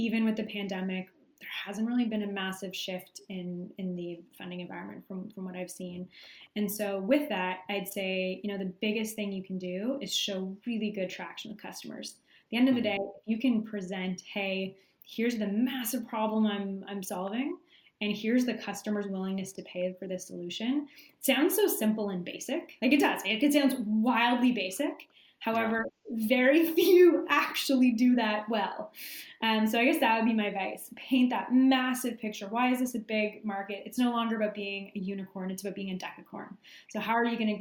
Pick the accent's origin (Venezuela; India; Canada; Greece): Canada; being Canadian